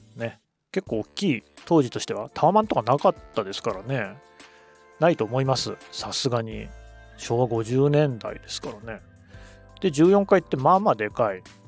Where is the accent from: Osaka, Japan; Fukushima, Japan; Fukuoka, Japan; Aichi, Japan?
Aichi, Japan; Nagoya; also born or lived in Ichinomiya, Aichi / Yokohama / Tokyo; 私の人格形成に影響を最も与えた土地も名古屋なので